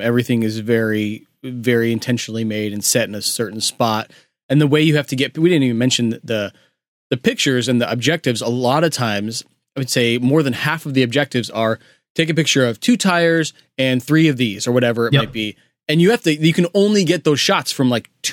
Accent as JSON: {"language": "English", "area": "West America", "region": "Western United States", "country": "United States", "tie": "born or raised there", "said": "we grew up in West America"}